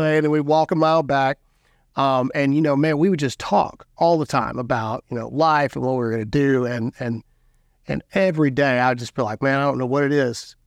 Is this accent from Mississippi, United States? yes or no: yes; Caledonia, Mississippi, United States; moved away as an adult; now in South Carolina, United States; I'm from nowhere, Mississippi, born and raised